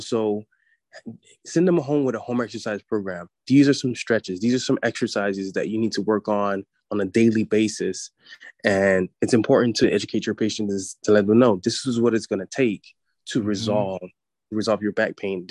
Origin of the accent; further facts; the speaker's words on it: United States; as an American society